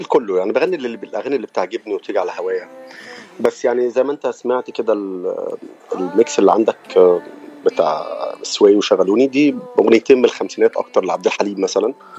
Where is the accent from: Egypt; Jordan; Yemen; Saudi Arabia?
Egypt; Cairo, Cairo Governorate; accent: Egyptian; moved away as an adult; now in United States; اللهجه مبينه اكيد ان انا من مصر